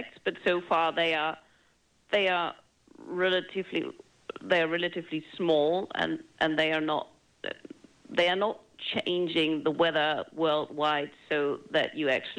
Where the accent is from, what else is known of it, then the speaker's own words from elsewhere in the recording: Germany; moved away; my home country, Germany